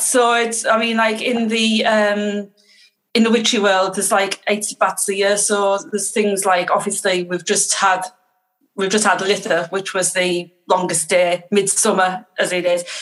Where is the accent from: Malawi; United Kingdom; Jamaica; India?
United Kingdom; Teesside, North East England; I'm from Teesside, which is in the northeast of the UK